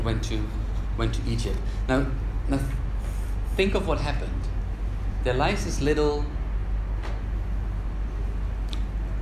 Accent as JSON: {"language": "English", "country": "Netherlands", "moved": "yes", "said": "My home country is Holland"}